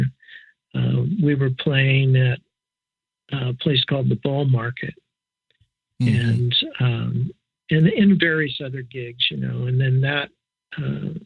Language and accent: English; Yuba City, California, United States; also born or lived in Sacramento; moving out of the little farm town